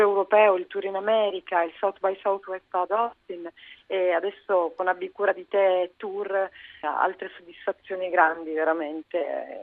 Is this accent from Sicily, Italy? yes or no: yes; Sicily, Italy; moved away; torno a casa, perché io sono siciliana, per cui torno a cantare a casa